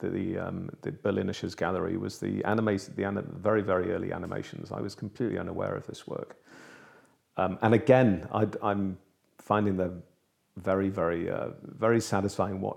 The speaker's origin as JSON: {"language": "English", "town": "Liverpool", "region": "North West England", "country": "United Kingdom", "tie": "born or raised there", "moved": "yes", "said": "my hometown, actually, of Liverpool"}